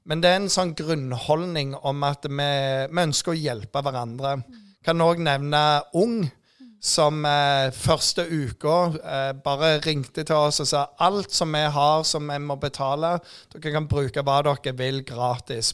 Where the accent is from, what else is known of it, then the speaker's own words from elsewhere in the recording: Jæren, Rogaland, Norway; jeg er jærbu